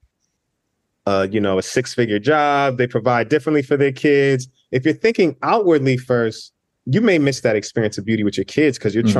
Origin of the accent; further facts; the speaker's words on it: United States; being in the States, being a first generation Nigerian American